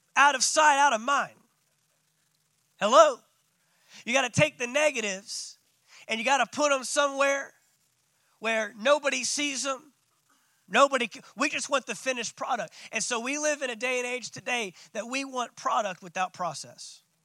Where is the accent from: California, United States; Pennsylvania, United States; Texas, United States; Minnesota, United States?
Texas, United States; Dallas; I'm from Dallas